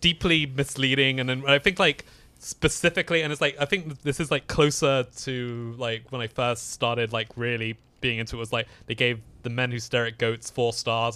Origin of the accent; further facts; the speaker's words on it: London, United Kingdom; moved away as an adult; also born or lived in Sheffield; now in United States; I grew up in London, and, um, went to university in Sheffield